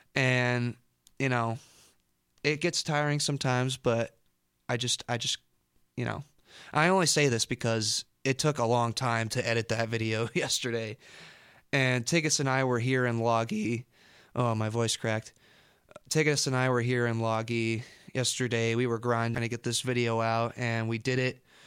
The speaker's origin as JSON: {"language": "English", "town": "Storm Lake", "region": "Iowa", "country": "United States", "tie": "born or raised there", "said": "I grew up in Storm Lake, uh, when I'm going to college in Storm Lake."}